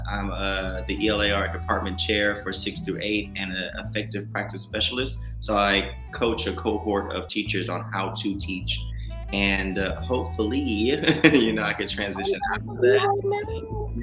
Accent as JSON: {"language": "English", "town": "Houston", "region": "Texas", "country": "United States", "said": "I'm from Houston, Texas"}